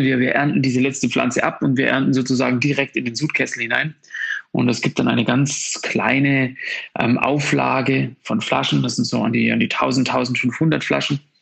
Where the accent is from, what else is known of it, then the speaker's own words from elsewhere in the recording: Tettnang, Baden-Württemberg, Germany; bei uns in Tettnang schon in der Grundschule